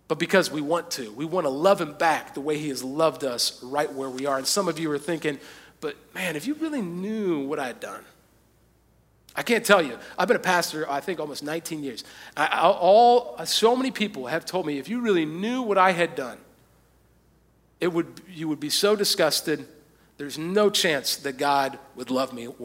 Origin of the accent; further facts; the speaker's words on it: United States; most of us as American Christians